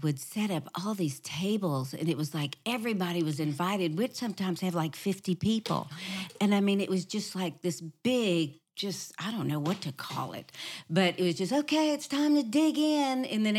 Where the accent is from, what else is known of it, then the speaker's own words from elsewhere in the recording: New Orleans, Louisiana, United States; That was the same way with us growing up in New Orleans. Our family did not pray.